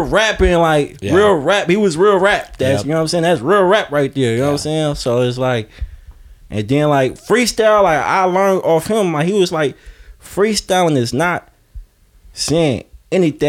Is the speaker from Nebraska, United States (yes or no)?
no; Bay Area, California, United States; me being from the Bay Area